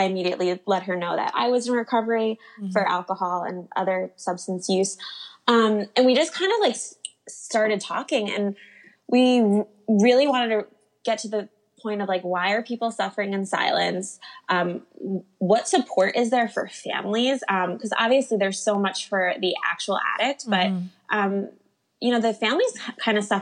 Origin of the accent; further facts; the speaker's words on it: New Jersey, United States; I grew up in New Jersey